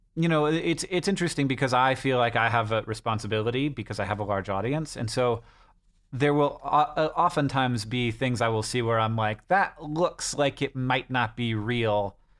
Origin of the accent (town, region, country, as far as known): United States